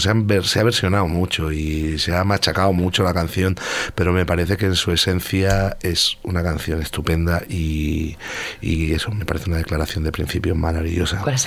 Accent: Marbella, Andalusia, Spain; moved away; soy de Marbella, nacido en Marbella, en la calle Virgen de los Dolores, número 12

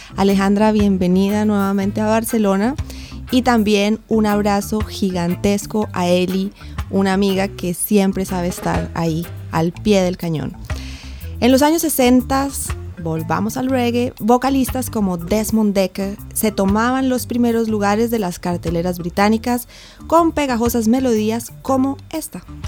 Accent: Bogotá, Colombia; accent: cachaco; moved away; yo soy colombiana, pero vengo también, eh, nací en Bogotá, pero vengo de unas islas colombianas que están en el Caribe, es el archipiélago de San Andrés, Providencia y Santa Catalina. De ahí me viene todo el gusto por el reggae y por eso alguien de acento cachaco como yo

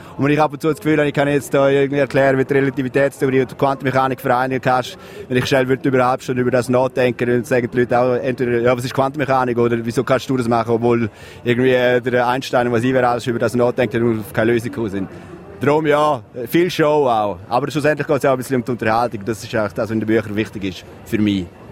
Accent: Graubünden, Switzerland; moved away; also born or lived in Zürich; als Bündner

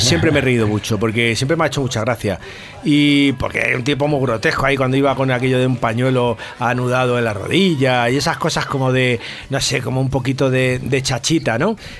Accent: Madrid, Community of Madrid, Spain; yo soy del barrio del Salvador, que está, es un barrio muy pequeñito que hay, que siempre ha estado un barrio entre descampados, ahí en, entre Hortaleza y San Blas

